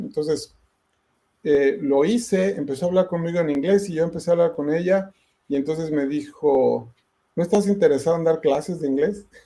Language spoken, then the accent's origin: Spanish; Ecatepec, State of Mexico, Mexico; moved away as an adult; now in United States; toda mi, mi, infancia y mi juventud, de hecho nunca viví en la Ciudad de México como tal, yo nada más me llevo mi mamá fue allá que yo naciera, pero vivíamos siempre en el Estado de México, este, en la hermana República de Catepec